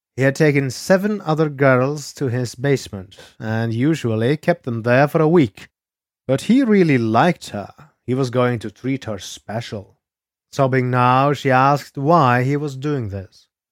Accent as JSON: {"language": "English", "country": "Norway", "said": "I am your Norwegian host"}